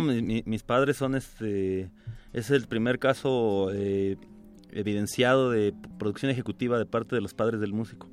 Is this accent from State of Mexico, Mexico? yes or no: yes; Ciudad Satélite, State of Mexico, Mexico; also born or lived in Del Valle, Mexico City; now in Mexico City, Mexico; yo crecí allá en en esas tierras donde no hay nada que hacer